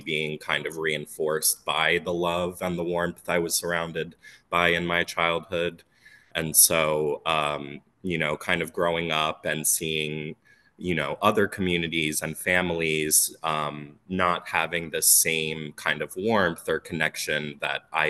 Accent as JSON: {"language": "English", "town": "Phoenixville", "region": "Pennsylvania", "country": "United States", "tie": "born or raised there", "said": "I grew up in Sunwood Farms in Phoenixville, Pennsylvania"}